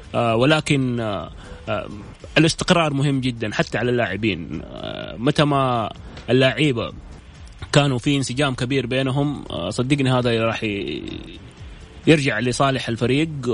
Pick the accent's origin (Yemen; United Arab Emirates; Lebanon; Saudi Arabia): Saudi Arabia; احنا كسعوديين